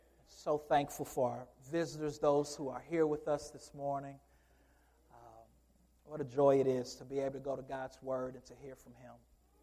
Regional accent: Michigan, United States; now in Louisville, United States; And as I came from Michigan and moved into Louisville

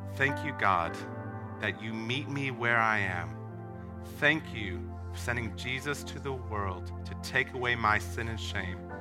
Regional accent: Hammond, Louisiana, United States; moved away as an adult; Southeastern Louisiana University, um, which is in the States, surprisingly. Um, it's in my hometown

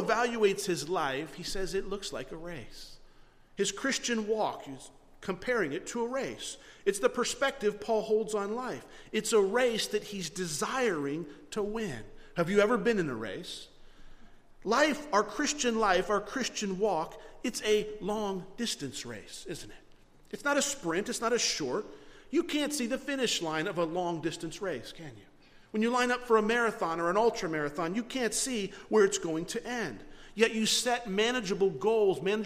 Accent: Florida, United States; moved away; We're from Florida

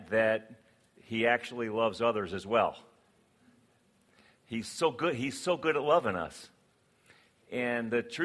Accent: West Virginia, United States; I was born in West Virginia, so I am a redneck at heart

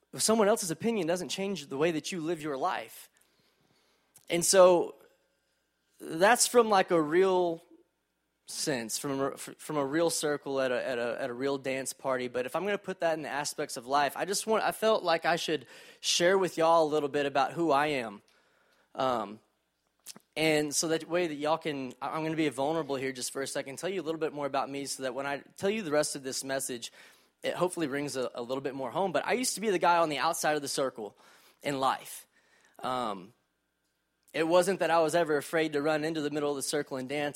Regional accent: College Station, Texas, United States; also born or lived in Fort Worth, Texas; I grew up in College Station, Texas, home of Texas A and M

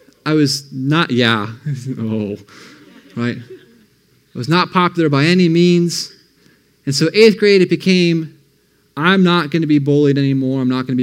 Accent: Ohio, United States; also born or lived in Michigan; And so I grew up in Ohio. I moved to Michigan. I grew up there for most of my middle school years, I should say grade school. Then we moved back to Ohio

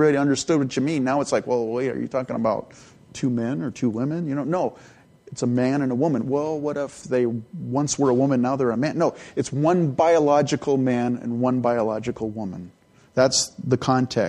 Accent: California, United States; also born or lived in Edmonton, Alberta, Canada / San Jose, California; I was born in Canada, and I grew up in California. So I was like 3 years old when I left Canada.

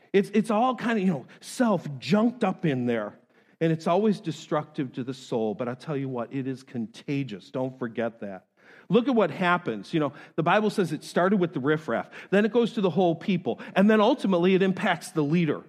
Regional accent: New York, United States; moved away; I'm from New York

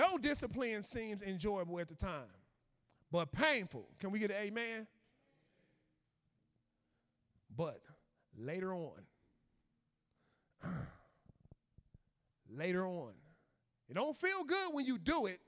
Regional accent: Chicago, Illinois, United States; I was from Chicago

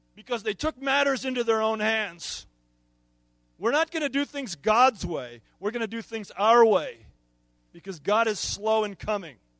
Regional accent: United States; As American consumer Christians

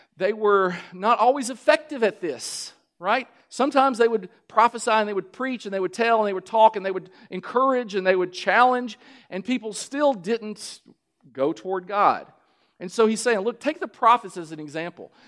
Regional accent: Kentucky, United States; I'm from Kentucky. We grow tobacco

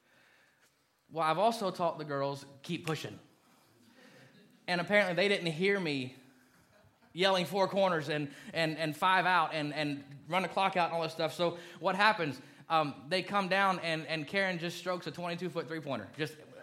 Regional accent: Kentucky, United States; moved away; I was born in Kentucky, lived there a long time

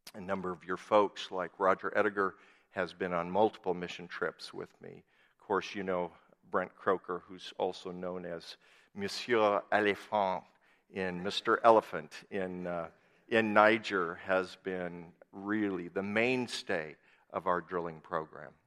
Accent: Worthington, Minnesota, United States; now in Hill City, United States; my home where I grew up in Worthington, Minnesota

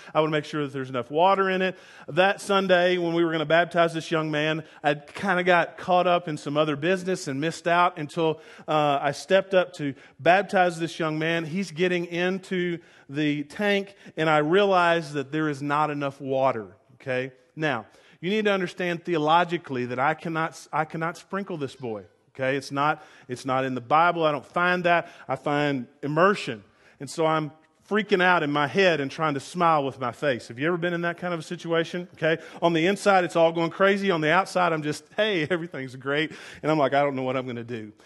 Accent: the South, United States; I grew up in the South

